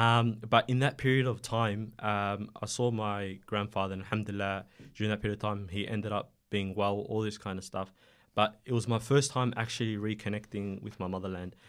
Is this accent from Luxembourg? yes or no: no; Melbourne, Victoria, Australia; also born or lived in Somalia; I've been living in Melbourne ever since